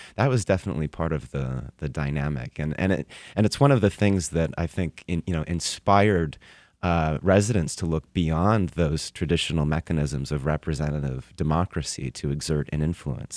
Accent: Tacoma, Washington, United States; moved away; my hometown of Tacoma, Washington

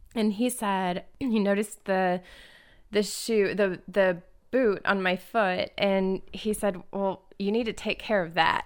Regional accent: Indianapolis, Indiana, United States; now in Detroit, United States; I'm originally from Indianapolis

